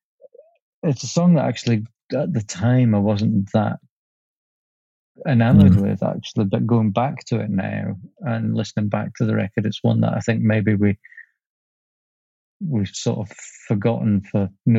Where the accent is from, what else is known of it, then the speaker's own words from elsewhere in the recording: Leeds, Yorkshire and the Humber, United Kingdom; now in Scotland, United Kingdom; I grew up in Leeds.